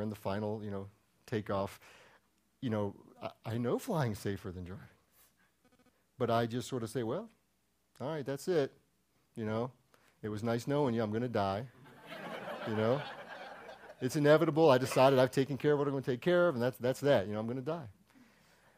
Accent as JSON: {"language": "English", "region": "Maryland", "country": "United States", "moved": "yes", "said": "I'm from Maryland."}